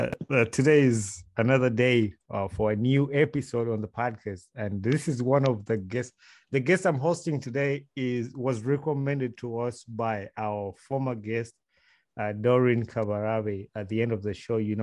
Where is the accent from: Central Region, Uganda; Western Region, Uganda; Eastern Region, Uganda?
Central Region, Uganda; Wakiso; I was born I was born and raised in Wakiso